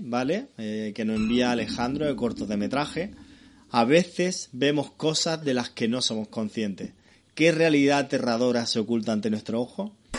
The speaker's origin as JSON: {"language": "Spanish", "town": "Málaga", "region": "Andalusia", "country": "Spain", "said": "los que somos de Mala"}